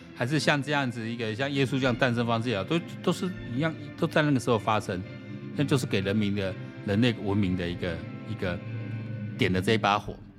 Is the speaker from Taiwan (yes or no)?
yes; Taishan and Xinzhuang, New Taipei, Taiwan; 我小时候也是在那一带成长